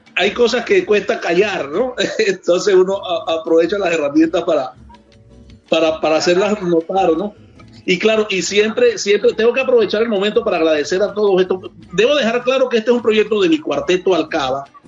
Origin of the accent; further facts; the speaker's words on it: Trujillo, Venezuela; que viva Trujillo, que es de donde yo soy